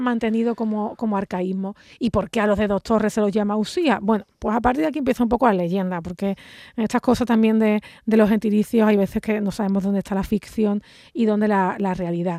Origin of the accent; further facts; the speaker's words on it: Andalusia, Spain; nuestra forma de hablar